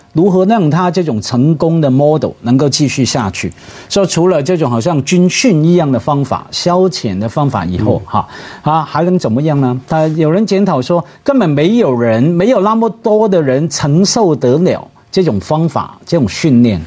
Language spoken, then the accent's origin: Chinese; Hong Kong; 我们香港人